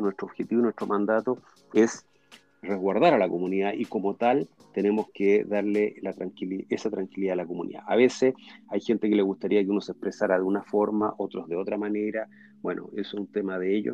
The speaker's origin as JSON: {"language": "Spanish", "country": "Chile", "said": "yo soy chileno, judío"}